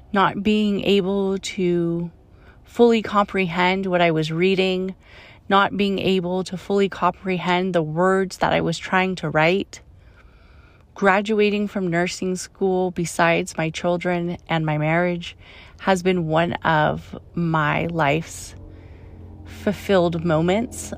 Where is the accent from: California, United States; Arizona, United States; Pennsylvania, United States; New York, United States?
California, United States; Oakland; I grew up in Oakland